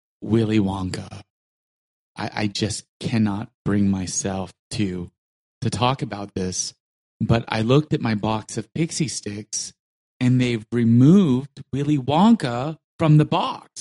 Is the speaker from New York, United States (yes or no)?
yes; New York City, New York, United States; I was so poor as a kid growing up in Brooklyn